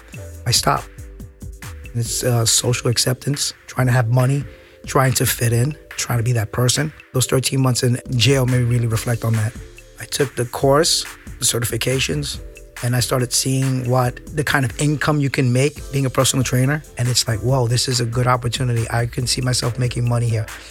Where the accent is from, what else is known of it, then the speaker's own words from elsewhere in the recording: New York City, New York, United States; I'm from New York City, born and raised, Midtown Manhattan